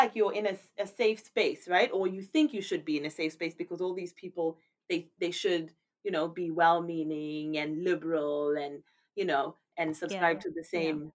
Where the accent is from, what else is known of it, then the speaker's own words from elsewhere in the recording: South Africa; moved away; being South African, obviously there are many instances where you end up in, obviously you're black and you're in a majority black country, but then moving here